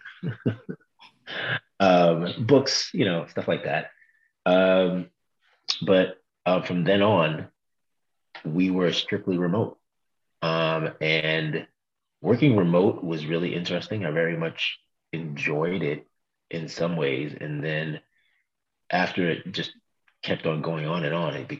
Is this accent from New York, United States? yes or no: yes; New York City, New York, United States; also born or lived in Brooklyn, New York / Bed-Stuy, Brooklyn; I was born in Brooklyn, raised in Queens.